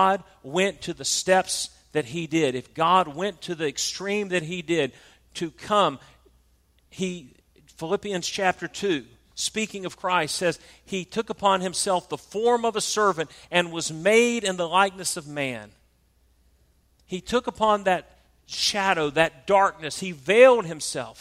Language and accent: English; South Georgia, United States; I'm from South Georgia, we call it a pulpit